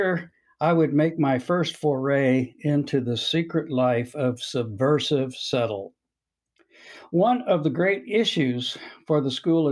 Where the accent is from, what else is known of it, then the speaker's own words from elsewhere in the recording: Quincy, Illinois, United States; I'm from Quincy, Illinois